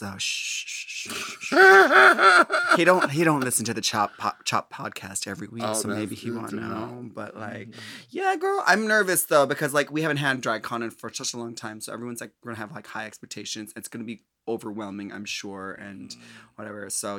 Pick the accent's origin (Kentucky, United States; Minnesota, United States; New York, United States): Minnesota, United States; Well, I mean, I'm from Minnesota, and you know, like we generically talk about the weather